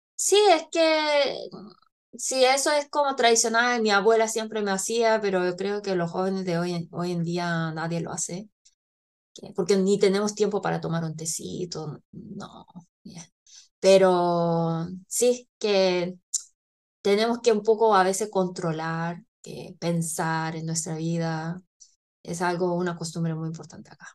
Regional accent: South Korea; moved away; also born or lived in Chile; coreana, que ha vivido

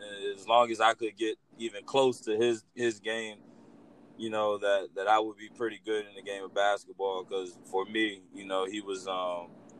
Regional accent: Crisfield, Maryland, United States; I grew up in Crisfield, Maryland, between Crisfield and Marion Station, Maryland

